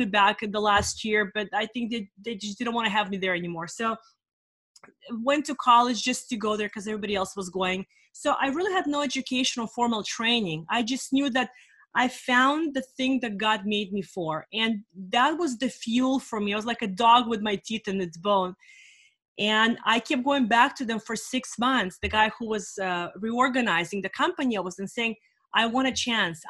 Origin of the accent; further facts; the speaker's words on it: California, United States; also born or lived in Russia; I'm in California for the last 30 years